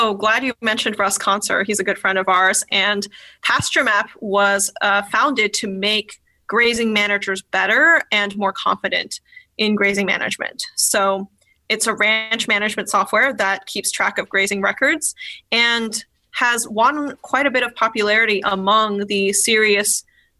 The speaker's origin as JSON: {"language": "English", "region": "California", "country": "United States", "said": "I'm from California"}